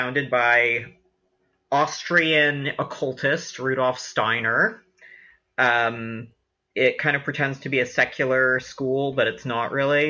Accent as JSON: {"language": "English", "town": "San Francisco", "region": "California", "country": "United States", "tie": "born or raised there", "said": "I'm was born and raised in San Francisco. My parents are sort of agnostic-y, spiritual, not religious, California-ass"}